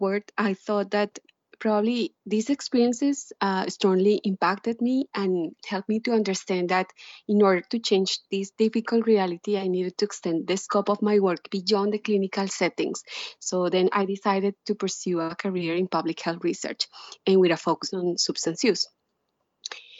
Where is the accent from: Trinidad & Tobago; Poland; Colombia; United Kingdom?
Colombia; moved away as an adult; now in United States; I was a medical student in Colombia, my home country